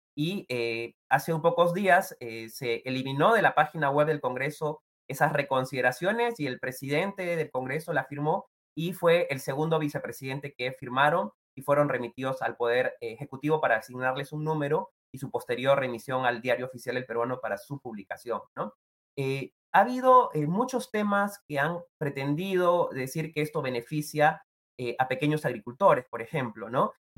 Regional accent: Peru; todos somos peruanos y peruanas

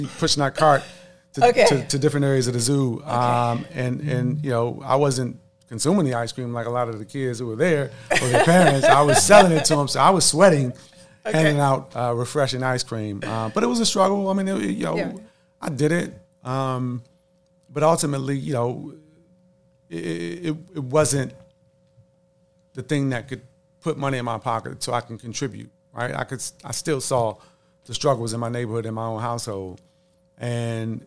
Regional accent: Washington, District of Columbia, United States; a lot of kids growing up in the District of Columbia in the late 80s, early 90s, during the crack epidemic

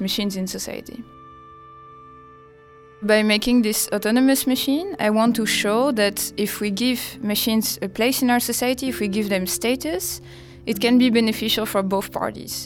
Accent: France; moved away; I come from France.

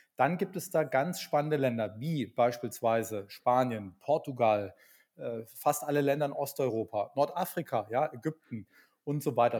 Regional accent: Berlin, Germany; ich bin gerade in Berlin, ich bin auch aus Berlin

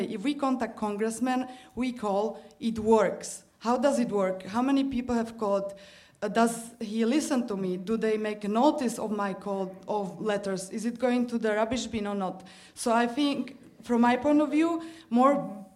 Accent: Slovakia; moved away; also born or lived in Germany; I'm from Slovakia

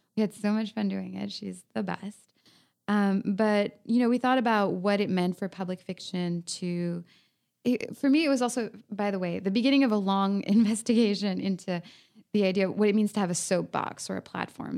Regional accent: France; now in Los Angeles, United States; I'm from France

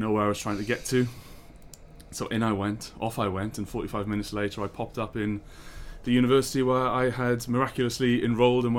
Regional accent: Swansea, Wales, United Kingdom; moved away; I'm in fact from Swansea

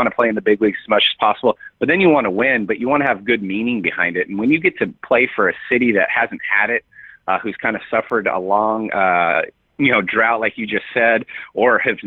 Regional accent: San Diego, California, United States; moved away; I grew up in San Diego

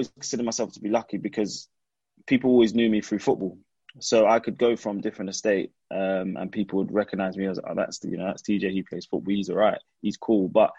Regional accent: London, United Kingdom; I grew up in Streatham, southwest London. Streatham Hill, and where I was based, there was quite a few estates

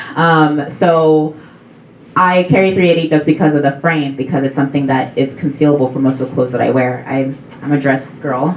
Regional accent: South Dakota, United States; I'm from South Dakota

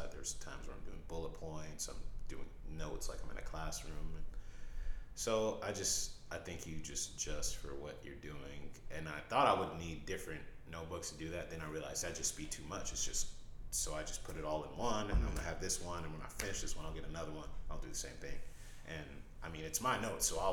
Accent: Berkeley, California, United States; I came from Berkeley, California

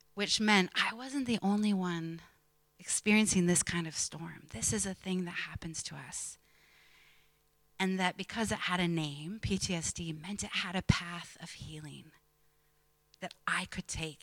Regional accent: Pennsylvania, United States; an American preacher's kid growing up in Pennsylvania in the 80s and 90s

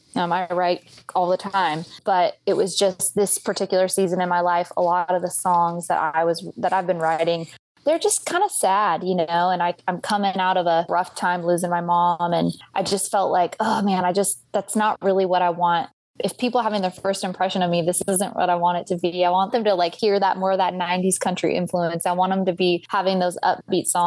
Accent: Red River, New Mexico, United States; also born or lived in California; now in Midlothian, United States; But I was born in California, but we moved to Red River, New Mexico when I was really young. And so I grew up in New Mexico.

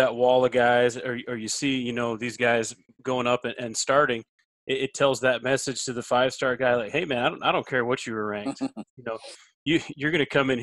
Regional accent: South Dakota, United States; I'm from the Midwest. I grew up in South Dakota

